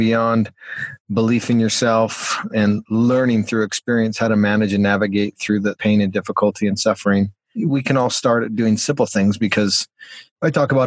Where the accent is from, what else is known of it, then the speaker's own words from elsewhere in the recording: Calgary, Alberta, Canada; I'm from Calgary, Alberta, Canada, and Calgary's kind of world famous for the Calgary Stampede